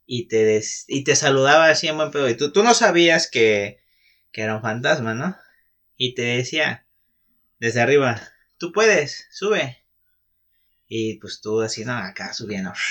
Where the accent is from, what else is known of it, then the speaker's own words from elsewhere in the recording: Mexico City, Mexico; now in Cabo San Lucas, Mexico; yo soy de Distrito Federal, actual Ciudad de México